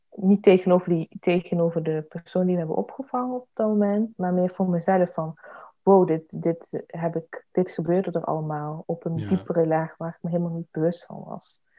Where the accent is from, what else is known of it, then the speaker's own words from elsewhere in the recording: Eindhoven, North Brabant, Netherlands; ik ben Brabander. Ik kom uit Eindhoven